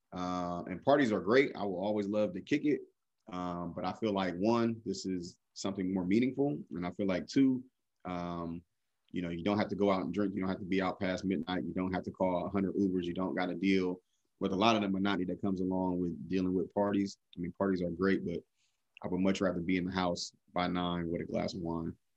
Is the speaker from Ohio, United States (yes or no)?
yes; Cleveland, Ohio, United States; also born or lived in Columbus, Ohio; I had to go home back to Cleveland